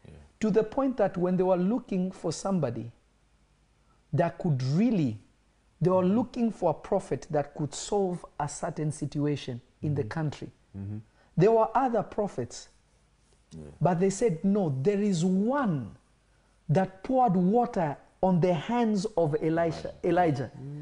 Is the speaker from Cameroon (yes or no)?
yes; Cameroon; I am from Cameroon, sir.